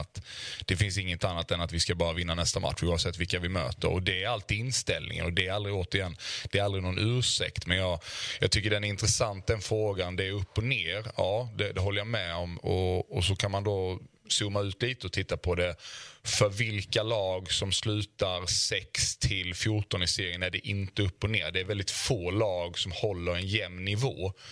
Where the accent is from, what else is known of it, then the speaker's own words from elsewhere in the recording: Osby, Skåne, Sweden; moved away; also born or lived in Malmö; hemma i Osby när jag var när jag var lite yngre